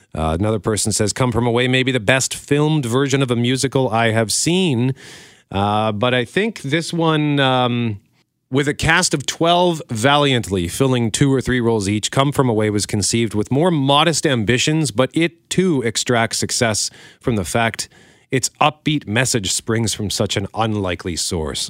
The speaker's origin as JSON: {"language": "English", "country": "Canada", "said": "proud as a Canadian."}